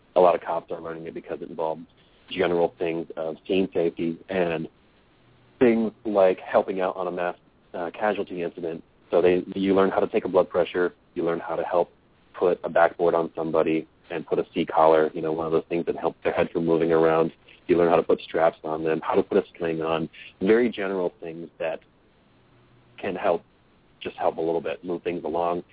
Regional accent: Midwest, United States; moved away; I grew up in the Midwest, so like up on Lake Erie

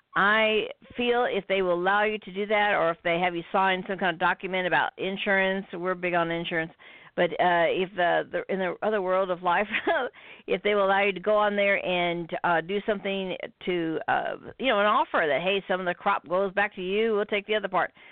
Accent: United States; we're from America

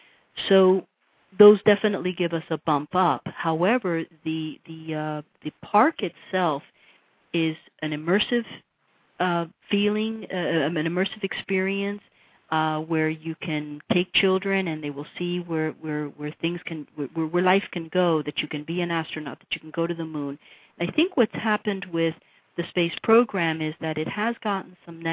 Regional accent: United States; But being an American woman and perhaps the age, perhaps all of these components put together worked

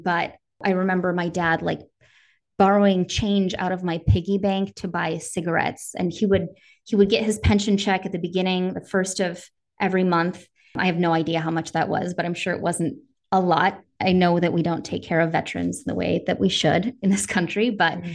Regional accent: Northern Wisconsin, United States; I grew up in Northern Wisconsin.

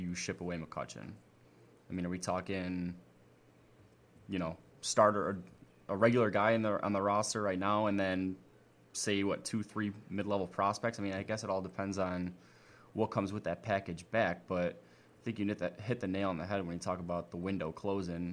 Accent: Chicago, Illinois, United States; growing up in Chicago and kind of having those Chicago White Sox ties

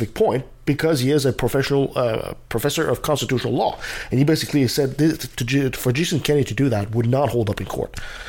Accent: Canada; as a Canadian

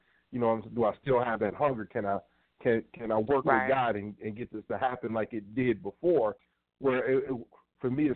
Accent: Cleveland, Ohio, United States; I am from Cleveland

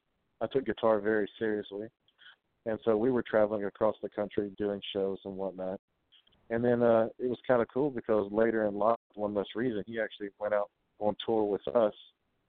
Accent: Kennett, Missouri, United States; I'm originally from Kennett, Missouri

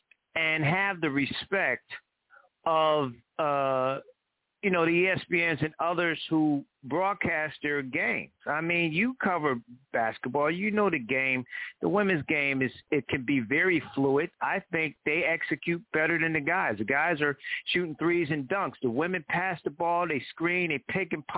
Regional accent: Connecticut, United States; I grew up in Connecticut

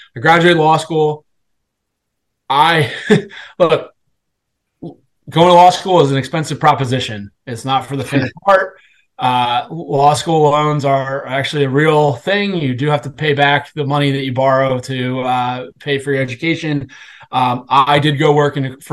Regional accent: Washington, District of Columbia, United States; I'm originally from the Washington D.C. area

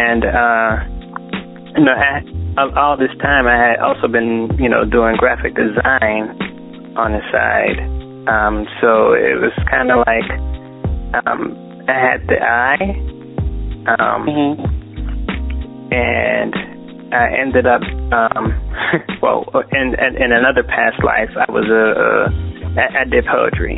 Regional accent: Pittsburgh, Pennsylvania, United States; moved away as an adult; now in Atlanta, United States; I'm originally from Pittsburgh, PA

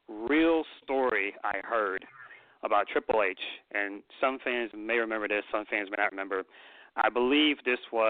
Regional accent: Atlanta, Georgia, United States; as a wrestling fan that grew up in the South, I grew up in Atlanta

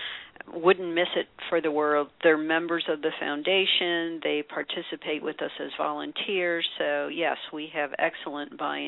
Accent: St. Louis, Missouri, United States; I'm originally from St. Louis. I grew up in St. Louis, so

